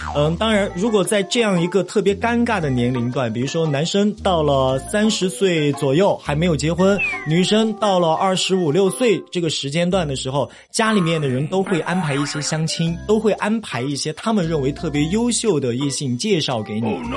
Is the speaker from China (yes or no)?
yes; Chengdu, Sichuan, China; 这就是咱们成都人嘛，四川人的一个过，过年方式